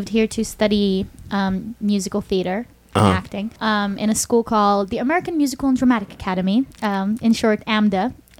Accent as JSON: {"language": "English", "country": "Israel", "moved": "yes", "said": "I'm actually originally from Israel."}